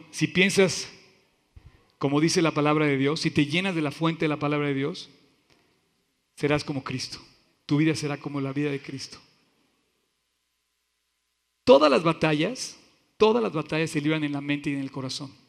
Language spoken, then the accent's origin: Spanish; Veracruz, Mexico; Así soy, yo soy veracruzano y así somos, y punto.